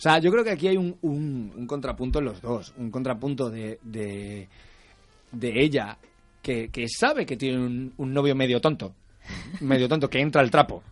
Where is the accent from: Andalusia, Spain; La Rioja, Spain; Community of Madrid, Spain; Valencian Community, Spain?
Andalusia, Spain; Málaga; yo, soy de Málaga